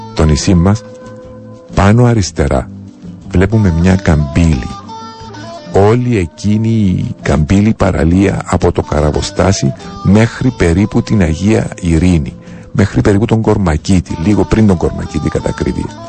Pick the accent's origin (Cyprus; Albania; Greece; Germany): Cyprus; Πληρότητα και περηφάνεια για τον τόπο μου